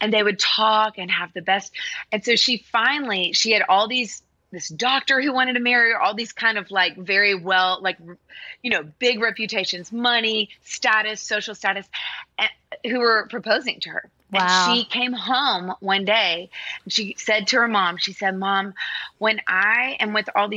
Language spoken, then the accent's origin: English; Nashville, Tennessee, United States; I grew up in Nashville